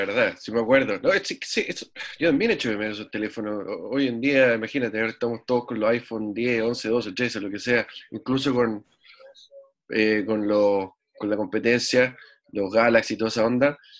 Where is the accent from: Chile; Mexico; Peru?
Chile; Santiago, Santiago Metropolitan Region; moved away as an adult; also born or lived in southern Chile; now in United States; nacido y criado en Santiago